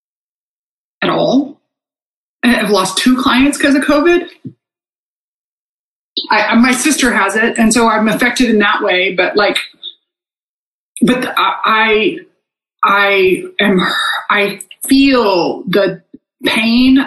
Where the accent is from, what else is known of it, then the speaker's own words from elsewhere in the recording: Texas, United States; I grew up in Texas